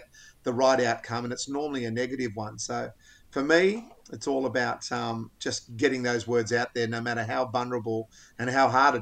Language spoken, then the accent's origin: English; Australia; I love being an Australian male.